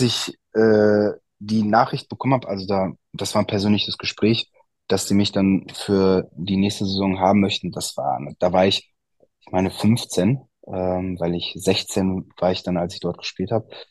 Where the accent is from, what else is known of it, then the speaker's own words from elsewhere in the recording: Altena, North Rhine-Westphalia, Germany; meine Eltern haben ein Eiscafé bei uns in Altena, da komme ich her